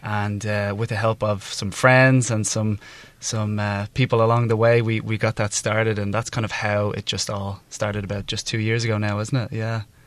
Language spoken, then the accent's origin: English; Dublin, Leinster, Ireland; now in Taiwan; I'm from Ireland, from Dublin, Ireland